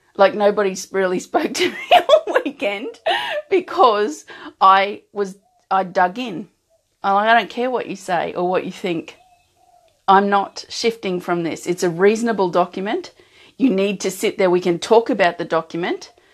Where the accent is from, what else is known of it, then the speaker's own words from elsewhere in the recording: Australia; an Australian who doesn't have that kind of culture in and around